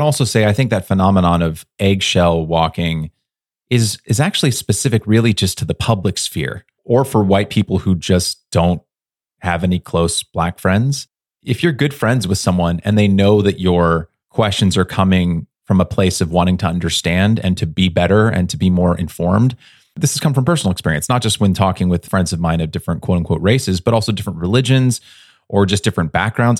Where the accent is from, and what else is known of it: United States